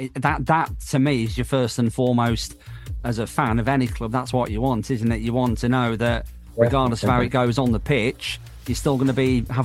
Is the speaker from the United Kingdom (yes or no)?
yes; Walsall, West Midlands, United Kingdom; I was born in Walsall.